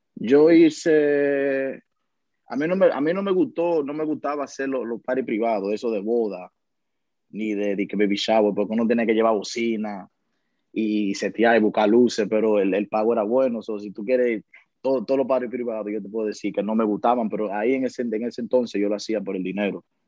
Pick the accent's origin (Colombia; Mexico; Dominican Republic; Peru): Dominican Republic; now in New York, United States; yo soy un dominicano, un dominicano normal que le gusta comer su mangú por la mañana